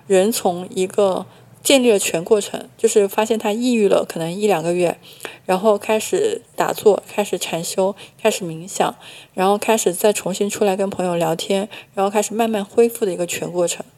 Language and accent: Chinese; Hunan, China; 我是湖南人